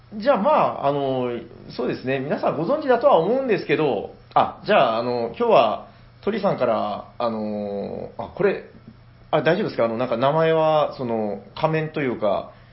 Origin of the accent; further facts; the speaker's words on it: Nagasaki, Japan; 自分長崎人なんで